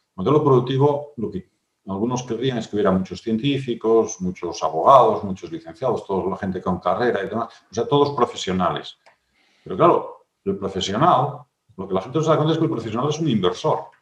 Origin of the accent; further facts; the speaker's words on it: Asturias, Spain; en mi tierra acaban de hacer el, bable oficial, ¿no? no sé qué bable será, no sé si será, el gallego de mi pueblo o el, o somedano